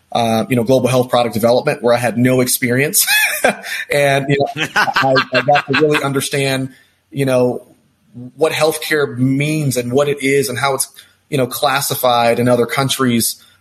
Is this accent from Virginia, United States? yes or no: no; Texas, United States; also born or lived in New York / California; now in Denver, United States; I'm a guy from Texas, uh, born and raised.